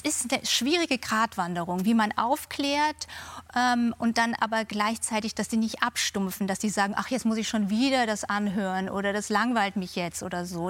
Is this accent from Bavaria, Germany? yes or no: yes; Munich, Bavaria, Germany; now in London, United Kingdom; ich bin in München zur Schule gegangen